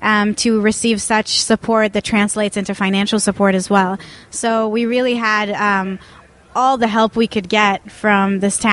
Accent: Tel Aviv, Tel Aviv District, Israel; English is a second language; And I'm originally from Tel Aviv, Israel, so I'm not an American filmmaker.

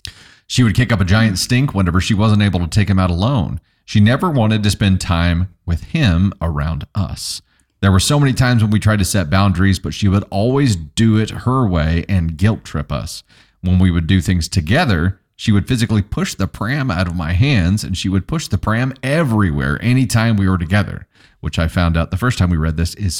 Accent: Joplin, Missouri, United States; nah, I'm from here. Or they'd be like, so where are you from? And I'd be like, oh yeah, I'm from Joplin, born and raised.

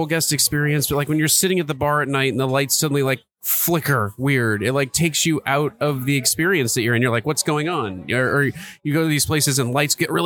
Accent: Seattle, Washington, United States; I'm from Seattle

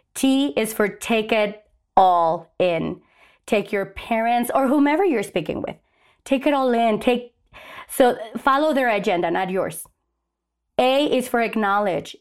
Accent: Mexico; now in Albuquerque, United States; I was raised in Mexico.

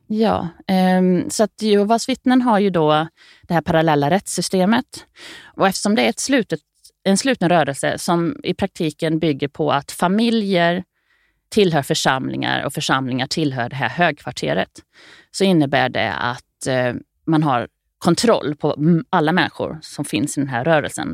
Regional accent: Grums, Värmland, Sweden; i Grums där jag växte upp

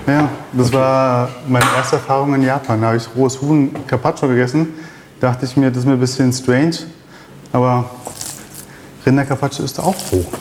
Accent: Berlin, Germany; moved away as an adult; also born or lived in Israel / Paris, France / Switzerland; now in Vienna, Austria; Das kam aus dem Kindergarten, wo ich aufgewachsen bin in Berlin, Reinickendorf.

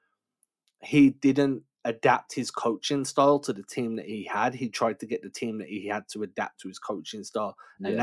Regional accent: England, United Kingdom; growing up in England

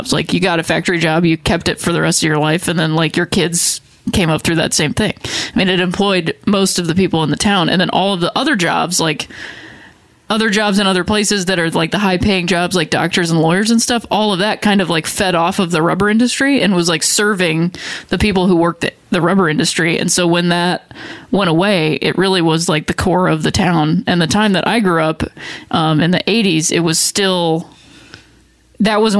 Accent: Akron, Ohio, United States; Um, I lived with my mom and my her parents, my grandparents. That's the house that I grew up in. Same in house she grew up in.

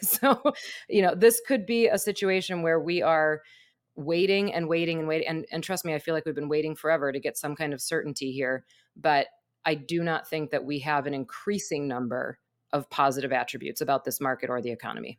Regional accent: Wisconsin, United States; moved away; I'm from Wisconsin

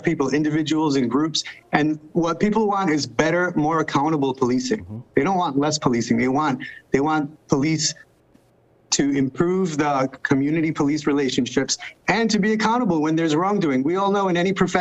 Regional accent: Providence, Rhode Island, United States; I was born in Providence. I'm 47 years old.

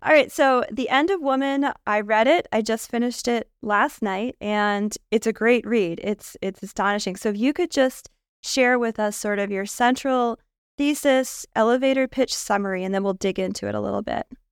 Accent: United States; as an American high school student in the nineties

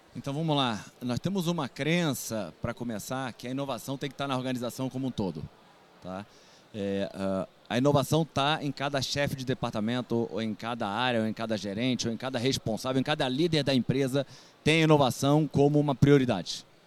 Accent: Rio de Janeiro, Brazil; eu sou carioca, engenheiro

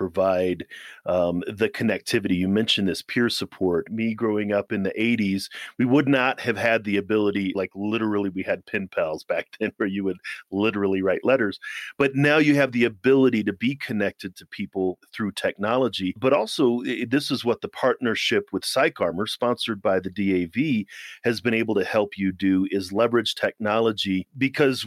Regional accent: Missouri, United States; also born or lived in Germany / Maryland; now in Colorado, United States; I'm from Missouri

